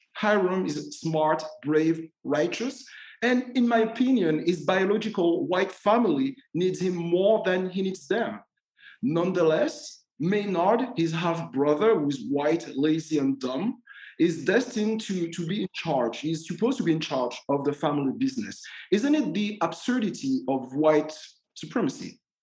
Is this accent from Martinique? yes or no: yes; Martinique; moved away as an adult; I was born and I grew up in Martinique